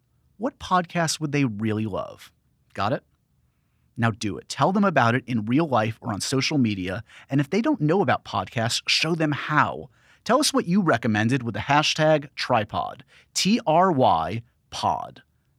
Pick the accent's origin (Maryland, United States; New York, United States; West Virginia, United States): New York, United States; And especially as like a New Yorker myself growing up, like, yeah, this is the same guy we've had for my entire life.